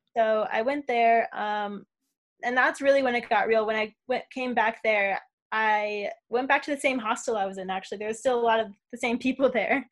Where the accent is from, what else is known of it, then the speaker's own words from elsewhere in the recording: Las Vegas, Nevada, United States; moved away as an adult; now in Australia; I'm born and raised in Vegas